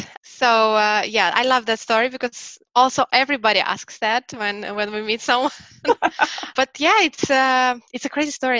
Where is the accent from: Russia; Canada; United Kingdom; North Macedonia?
Russia; Saint Petersburg; moved away as an adult; also born or lived in Lisbon, Portugal; now in Stockholm, Sweden; Yes, I am from St. Petersburg.